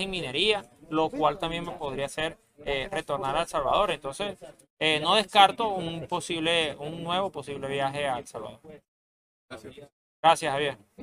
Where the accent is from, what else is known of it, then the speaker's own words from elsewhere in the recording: Venezuela; soy venezolano